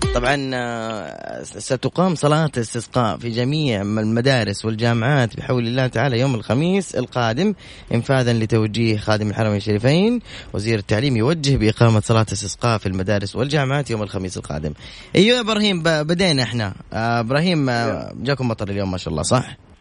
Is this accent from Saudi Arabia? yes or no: yes; Medina, Medina Province, Saudi Arabia; moved away; مدينه مسقط راسي واهلي وجماعتي